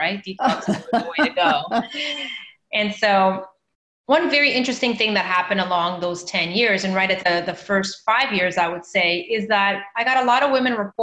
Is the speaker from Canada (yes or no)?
yes; Canada; also born or lived in Mozambique / Toronto; instead of staying in Canada where I grew up, I decided to go back to my home country. I'm from Mozambique